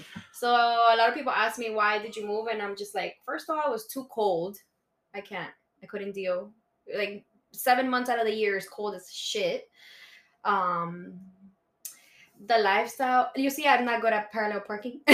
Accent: Miami, Florida, United States; English is a second language; also born or lived in Bogota, Colombia; I came here to when I was four, so I was pretty much raised my whole life

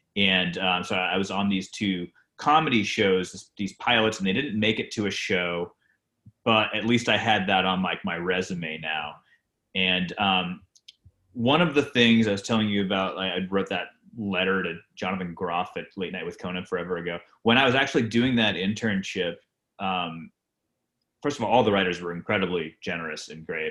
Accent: Rhode Island, United States; I grew up in Rhode Island

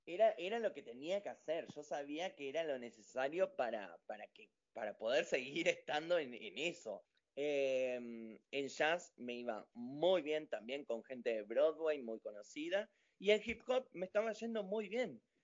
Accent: General Roca, Río Negro, Argentina; also born or lived in United States; yo soy de General Roca, Río Negro

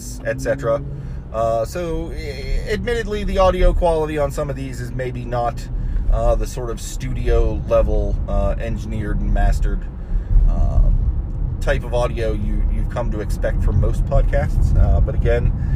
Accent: Ohio, United States; moved away as an adult; also born or lived in Florida; I grew up in Ohio

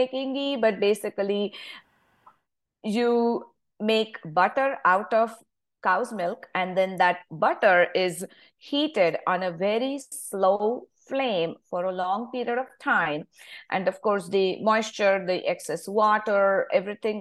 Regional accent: India; moved away as an adult; I grew up in India, of course. So I still have my roots back in India, even if I am in this country for over 20 years now.

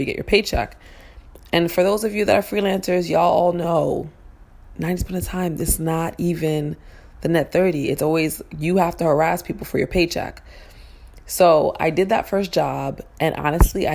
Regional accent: New York City, New York, United States; I'm from Harlem.

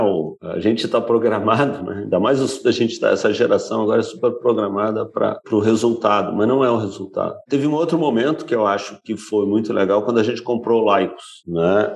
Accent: Brazil; nós éramos eu brasileiro

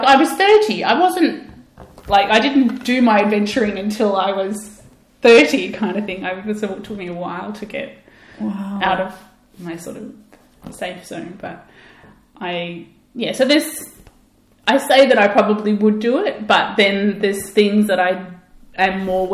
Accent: Australia; I'm Australian

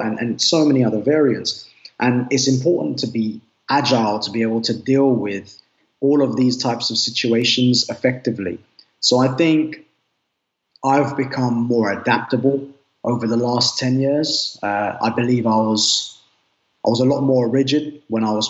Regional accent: London, United Kingdom; I'm from the UK. I'm born and raised in Northwest London.

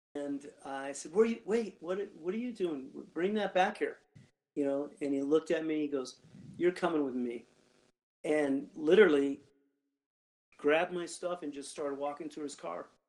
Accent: Gardnerville, Nevada, United States; moved away; I grew up there in Gardnerville. I lived um, out in the ranchos

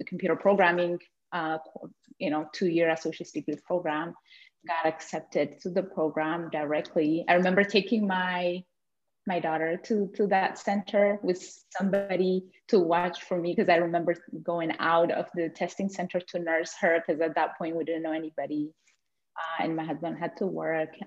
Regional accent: Ethiopia; moved away as an adult; now in Blaine, United States; came from a place where there isn't snow, as I came from Ethiopia

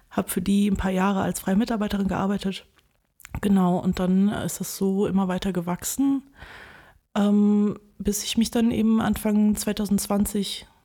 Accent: Wuppertal, North Rhine-Westphalia, Germany; moved away as an adult; now in Bonn, Germany; aus Wuppertal, genau. Bist da zur Schule gegangen? genau, geboren, aufgewachsen, zur Schule gegangen, Abi gemacht und dann bin ich nach Bonn abgehauen

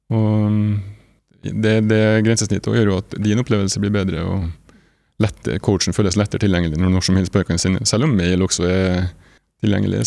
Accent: Nordmøre, Møre og Romsdal, Norway; now in Trondheim, Norway; jeg er opprinnelig fra Nordmøre, bor i Trondheim

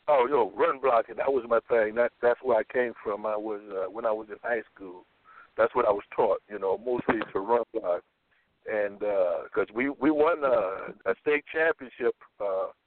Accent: Florida, United States; moved away; I'm from Florida

